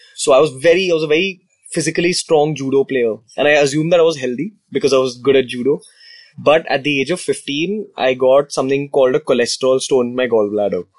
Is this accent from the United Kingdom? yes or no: no; India; that's just the downside to being Indian